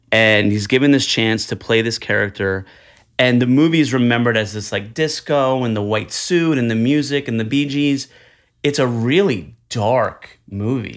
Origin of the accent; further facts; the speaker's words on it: New Jersey, United States; now in Manhattan, United States; I'm Italian from Jersey